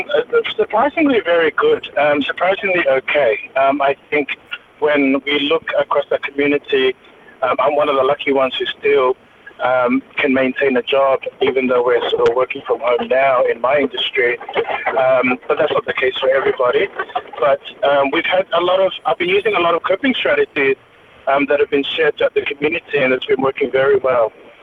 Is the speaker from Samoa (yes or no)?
yes; Samoa; also born or lived in Auckland, New Zealand; now in Australia; So I'm a New Zealand born Samoan, raised in Samoa, but now living in Australia. So I was born in Auckland, New Zealand, raised a little bit in New Zealand, then Australia, and then my early 20s spent that in Samoa